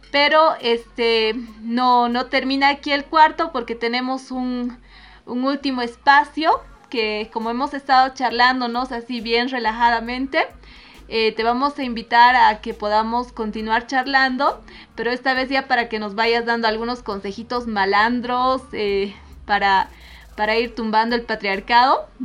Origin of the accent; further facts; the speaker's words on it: Bolivia; nos cuesta lo que vos decías, mirarnos, reconocernos como, sociedad, como bolivianas, como bolivianos.